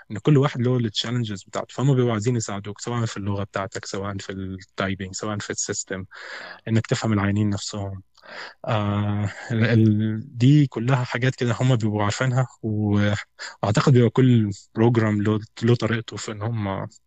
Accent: Egypt; فبقول له انا من مصر وانت منين؟

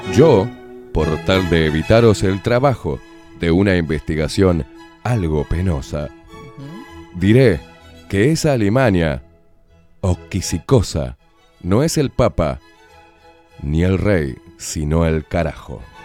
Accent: Uruguay; yo soy un uruguayo de pura cepa

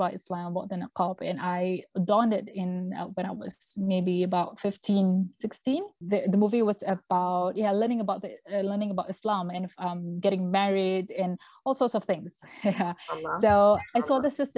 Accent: Singapore; I'm from Singapore

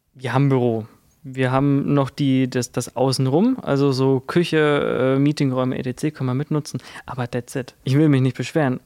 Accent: Kirchheim, Bavaria, Germany; ich komme ja aus Kirchheim, also Kirchheim bei Würzburg

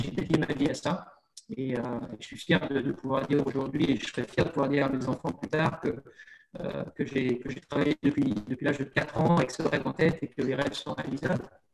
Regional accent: Montmorillon, Nouvelle-Aquitaine, France; moved away as an adult; now in United States; chez moi, à Montmorillon.

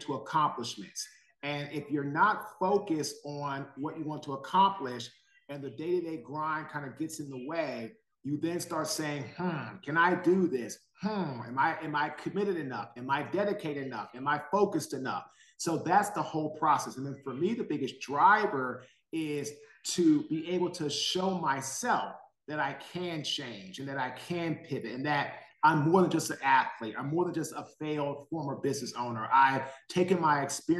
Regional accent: Washington, District of Columbia, United States; now in Raleigh, United States; I'm from Washington, D.C. I live now in Raleigh, North Carolina.

